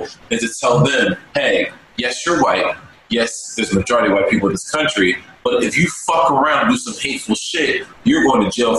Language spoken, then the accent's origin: English; New Jersey, United States; I'm from New Jersey suburbs.